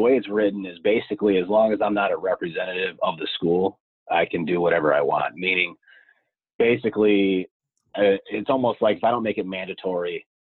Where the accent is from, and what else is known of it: Scranton, Pennsylvania, United States